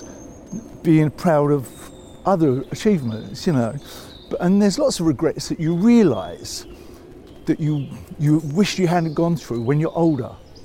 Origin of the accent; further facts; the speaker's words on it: London, United Kingdom; when I say I grew up in North London, I grew up in Islington